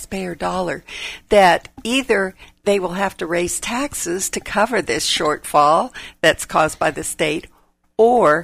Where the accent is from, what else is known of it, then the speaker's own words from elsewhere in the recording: United States; also born or lived in Klamath Falls, Oregon / Hawaii; I was born in Klamath Falls, Oregon. We came here via Hawaii. My dad was in the Korean conflict, and when he got out, we came here when I was three